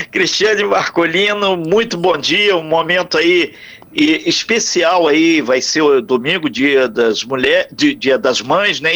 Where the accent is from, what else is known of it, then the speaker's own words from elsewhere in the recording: Brazil; somos brasileiros